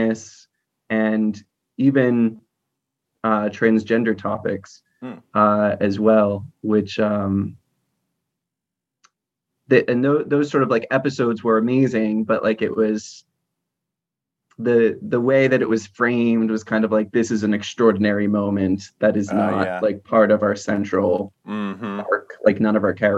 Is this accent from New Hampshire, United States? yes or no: yes; New Hampshire, United States; moved away as an adult; also born or lived in Lowell, Massachusetts / Baltimore County, Maryland; now in Baltimore, United States; I grew up in New Hampshire. I was born in Lowell, Massachusetts, which is a small city outside of Boston. But most of my childhood and teenage years were spent in New Hampshire